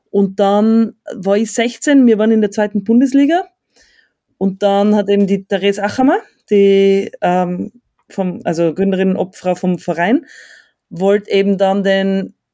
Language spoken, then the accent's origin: German; Innsbruck, Tyrol, Austria; aus der Großstadt Innsbruck.